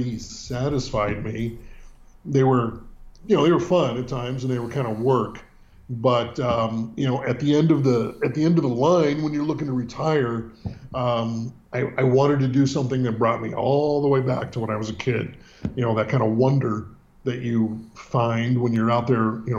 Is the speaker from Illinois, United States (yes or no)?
no; Northern California, United States; also born or lived in San Francisco, California / Sebastopol, California; Born and raised in Northern California, which is much different than Southern California and San Diego. But born in the city.